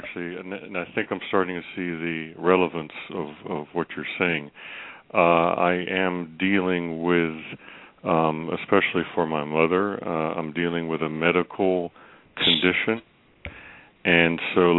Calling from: Virginia, United States; … from Virginia.

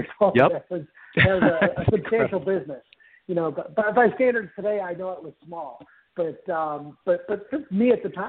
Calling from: Fort Myers, Florida, United States; I'm actually in Fort Myers, Florida.

